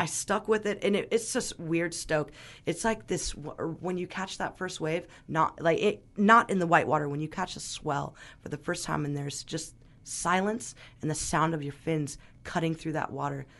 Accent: Glen Ellen, California, United States; also born or lived in Mexico; So, I grew up in Glen Ellen, which is, and I went to Dunbar, which is a very artsy kinda little town.

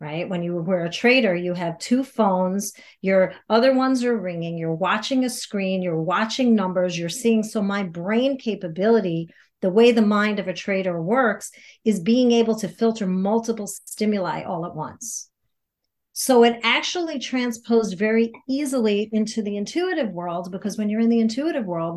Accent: New York, United States; also born or lived in Chicago area / Michigan; now in Chicago, United States; But I'm from New York originally. I'm not from the Chicagoland area.

